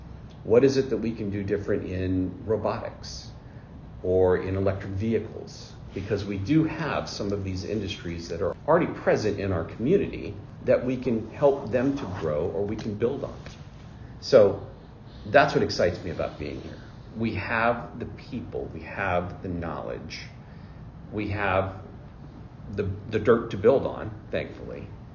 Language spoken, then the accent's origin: English; Billings, Montana, United States; born there; I was born in Billings, Montana. Educated, I would like to say, across the United States, because my dad was in the Army, so spent a lot of time moving around the country.